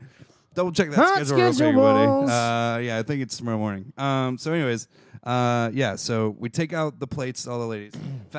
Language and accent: English; Florida, United States